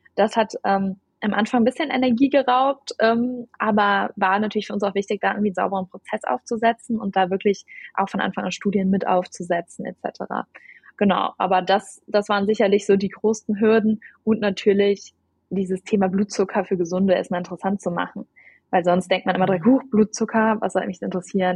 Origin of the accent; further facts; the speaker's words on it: Germany; also born or lived in Cologne; ich bin Deutsche und lebe auch in Köln